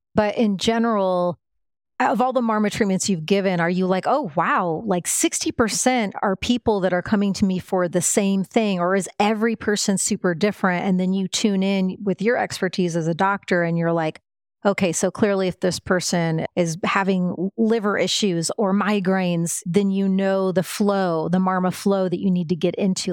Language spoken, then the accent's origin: English; Midwest, United States; now in Austin, United States; I grew up in the Midwest